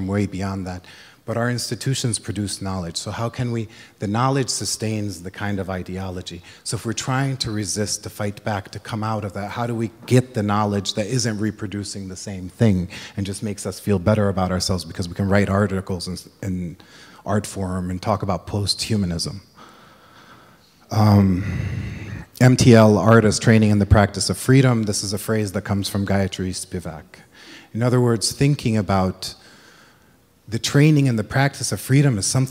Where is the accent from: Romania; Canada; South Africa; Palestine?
Palestine; moved away; I was raised in Palestine during the first uprising, and I was only 14, 13